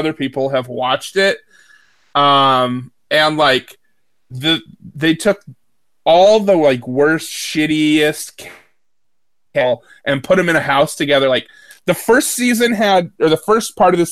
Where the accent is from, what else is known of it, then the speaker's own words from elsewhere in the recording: United States; as an American